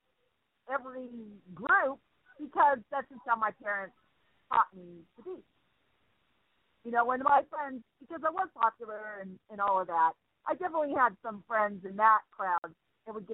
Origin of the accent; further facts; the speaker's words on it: Seattle, Washington, United States; moved away; I'm originally from Seattle